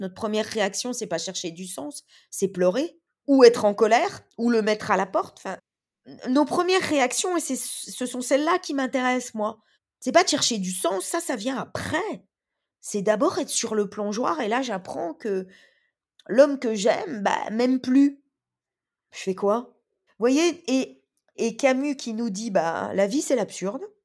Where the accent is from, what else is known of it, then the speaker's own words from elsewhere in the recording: Bourgogne-Franche-Comté, France; je suis née dans les terres. Je suis née en Franche-Comté.